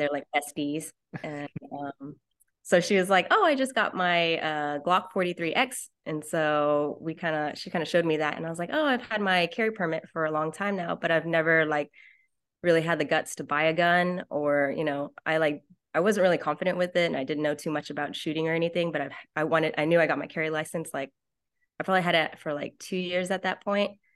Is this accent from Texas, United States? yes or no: yes; Dallas, Texas, United States; I am from Dallas, Texas.